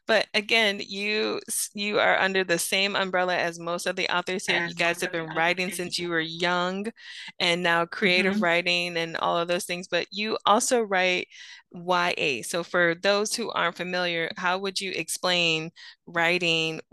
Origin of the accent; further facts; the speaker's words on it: Florida, United States; now in West Virginia, United States; I'm originally from the 239, aka 941